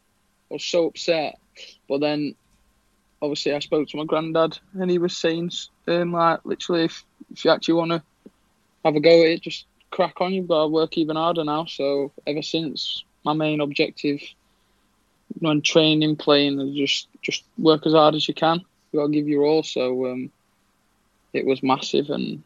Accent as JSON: {"language": "English", "town": "Doncaster", "region": "Yorkshire and the Humber", "country": "United Kingdom", "tie": "born or raised there"}